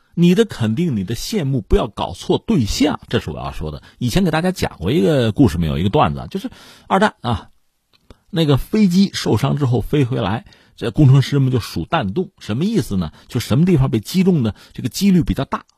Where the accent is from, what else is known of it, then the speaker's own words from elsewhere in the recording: China; 我们中国人自己